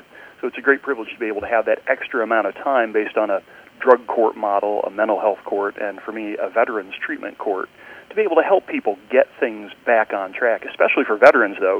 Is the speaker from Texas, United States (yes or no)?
no; Richmond, Indiana, United States; I grew up in Richmond, but we were so far east, we only got Ohio TV